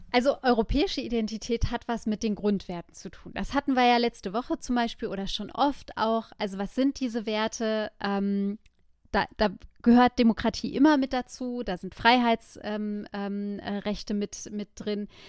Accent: Germany; ich bin Deutsche.

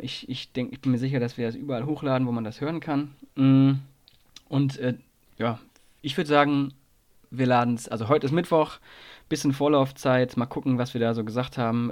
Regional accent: Nordhorn, Lower Saxony, Germany; moved away; also born or lived in Saarland; bin jetzt gerade zu Hause in meinem, in meinem Zuhause, wo ich aufgewachsen bin

